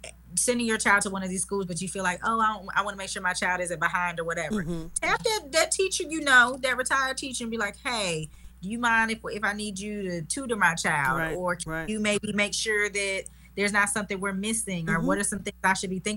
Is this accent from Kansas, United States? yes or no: no; Charlotte, North Carolina, United States; I'm from Charlotte